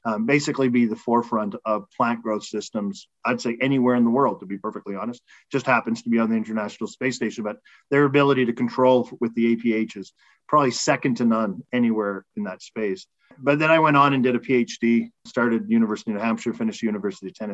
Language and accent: English; a small town outside of Edmonton, Alberta, Canada; moved away as an adult; now in Montreal, Canada; I grew up in a small town outside of Edmonton in Alberta.